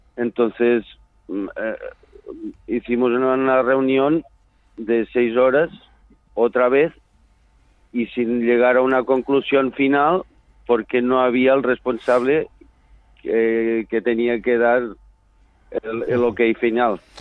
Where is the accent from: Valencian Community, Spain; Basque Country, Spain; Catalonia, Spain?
Catalonia, Spain